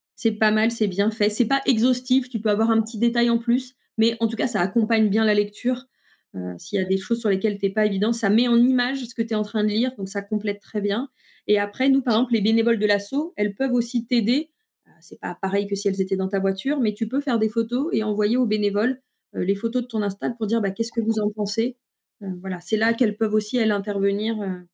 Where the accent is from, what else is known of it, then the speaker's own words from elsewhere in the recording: France; chez nous en France